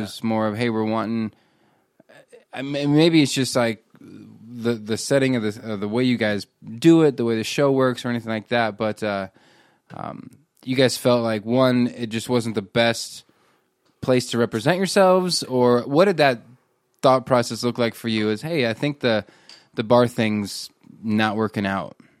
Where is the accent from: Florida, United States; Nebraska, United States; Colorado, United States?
Nebraska, United States; I grew up in Nebraska